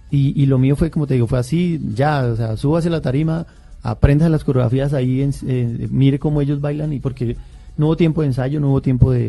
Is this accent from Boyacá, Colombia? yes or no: yes; Boyacá, Colombia; me fui para, mi, departamento, yo soy boyacense